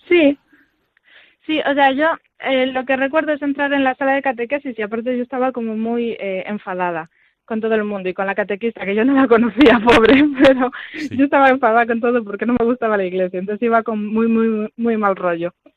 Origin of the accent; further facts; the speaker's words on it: Vigo, Galicia, Spain; moved away as an adult; yo soy de Vigo realmente, nací en Vigo y estuve allí, bueno, hasta la universidad